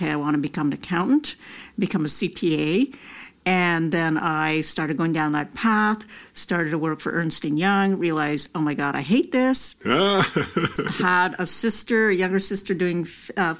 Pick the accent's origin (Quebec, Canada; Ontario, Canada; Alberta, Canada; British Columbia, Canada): Quebec, Canada; Montreal; moved away as an adult; now in United States; I grew up in Montreal, Canada